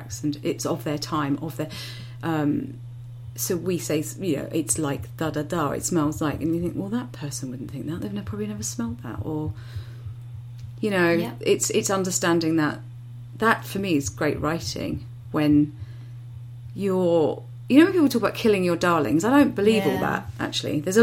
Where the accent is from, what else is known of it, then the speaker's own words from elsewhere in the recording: United Kingdom; we're British